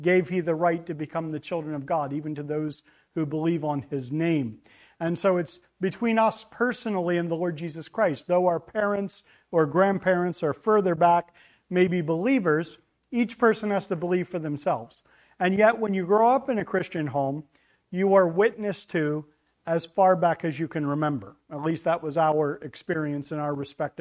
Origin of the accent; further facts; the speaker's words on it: Pennsylvania, United States; We are from Pennsylvania. At least that's where I'm from. My wife is an import